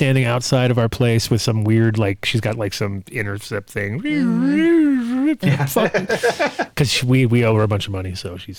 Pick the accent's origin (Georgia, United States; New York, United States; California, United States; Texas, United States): New York, United States; New York City; growing up in New York and in Queens.